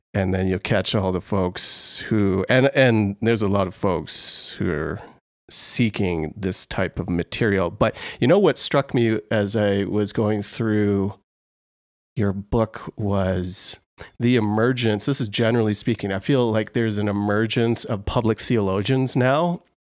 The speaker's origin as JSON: {"language": "English", "country": "Canada", "said": "a Canadian"}